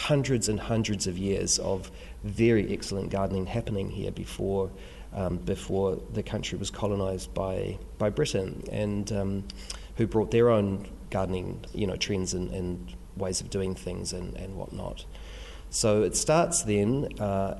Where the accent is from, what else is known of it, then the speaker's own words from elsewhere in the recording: Christchurch, Canterbury, New Zealand; I grew up in St Martin's here in Christchurch